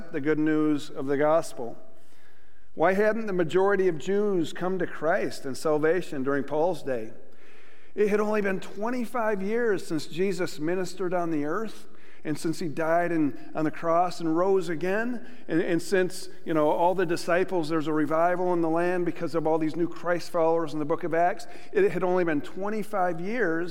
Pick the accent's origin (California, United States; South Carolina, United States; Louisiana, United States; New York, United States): New York, United States; Buffalo; now in McPherson, United States; I'm from Buffalo, New York